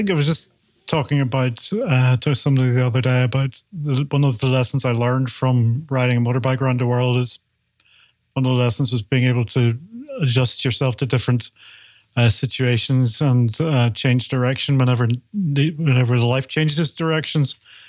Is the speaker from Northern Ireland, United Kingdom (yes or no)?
yes; Belfast, Northern Ireland, United Kingdom; I'm from Belfast, Northern Ireland